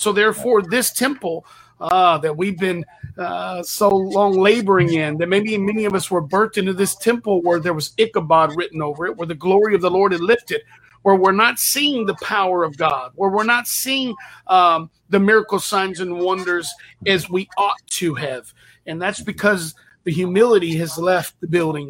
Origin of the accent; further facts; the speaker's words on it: Texas, United States; I have a saying where I'm from. I'm from Texas